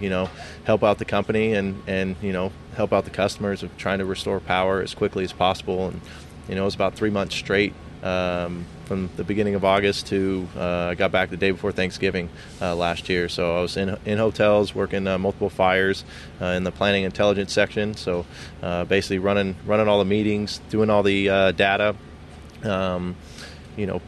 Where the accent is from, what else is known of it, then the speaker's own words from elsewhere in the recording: Elk Grove, California, United States; I'm from Elk Grove, California, just south of Sacramento